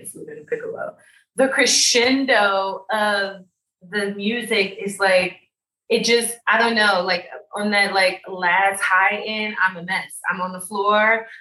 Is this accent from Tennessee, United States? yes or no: no; Atlanta, Georgia, United States; being African American from Atlanta and educated in fashion world